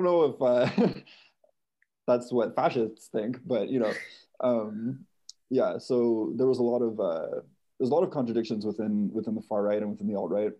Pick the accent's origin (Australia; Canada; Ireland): Canada; I'm Canadian